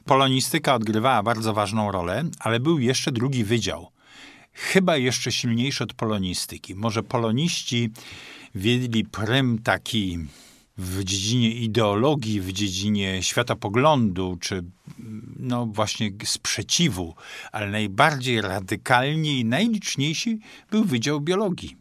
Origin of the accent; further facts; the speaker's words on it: Toruń, Kuyavian-Pomeranian Voivodeship, Poland; moved away as an adult; now in Poznań, Poland; przybyłem e, z Torunia, tam skończyłem w 74 roku studia